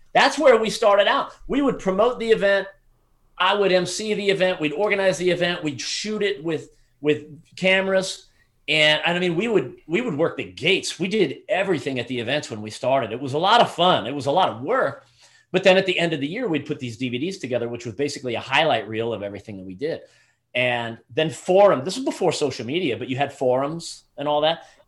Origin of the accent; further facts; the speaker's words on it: Southeastern United States, United States; as a teenager growing up in the Southeastern United States